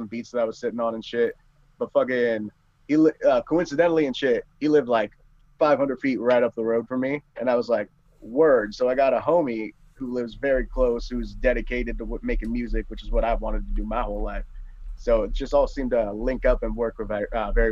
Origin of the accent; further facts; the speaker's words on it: Fullerton, California, United States; moved away as an adult; now in Lake Havasu City, United States; I moved out of my my home state in like my my main home city of like Fullerton, California